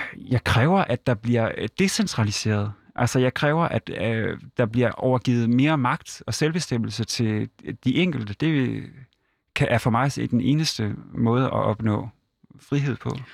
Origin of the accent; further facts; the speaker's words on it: Hirtshals, North Denmark Region, Denmark; et godt hjem op i Vendsyssel